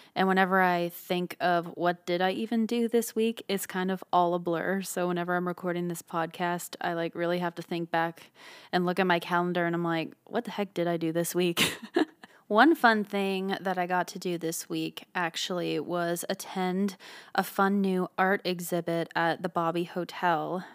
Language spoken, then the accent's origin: English; Ottawa, Ontario, Canada; moved away; I was from Ottawa, Canada